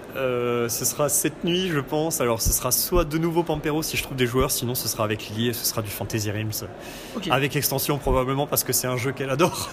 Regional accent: Nancy, Grand Est, France; je viens de Nancy

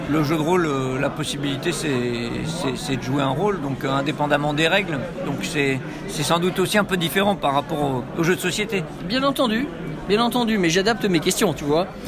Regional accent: Lyon, Auvergne-Rhône-Alpes, France; Lyon et je joue sur table euh, exclusivement.

